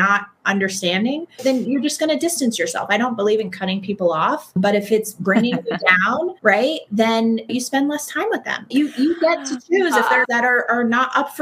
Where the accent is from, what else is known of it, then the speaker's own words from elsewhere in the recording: Northeast, United States; I grew up in the Northeast, and that New Yorker part of me